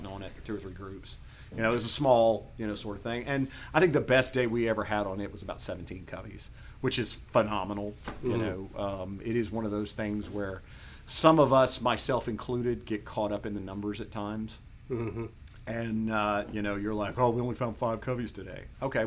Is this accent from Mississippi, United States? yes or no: yes; Mississippi, United States; I grew up in Mississippi and we quail hunted here